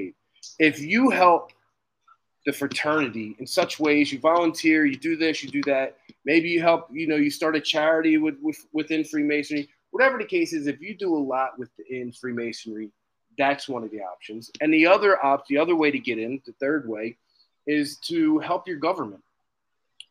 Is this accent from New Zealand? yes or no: no; Philadelphia, Pennsylvania, United States; I'm from Philly